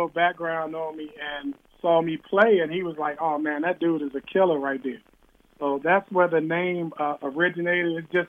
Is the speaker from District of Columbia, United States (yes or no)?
yes; Washington, District of Columbia, United States; also born or lived in Capitol Heights, Maryland; I grew up in Southeast Washington, D.C., Capitol Heights, Maryland, which was known as the murder capital of the world at the time.